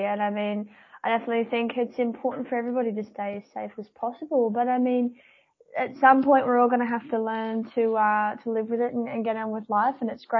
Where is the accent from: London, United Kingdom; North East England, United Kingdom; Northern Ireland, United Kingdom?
North East England, United Kingdom; Newcastle; my hometown of Newcastle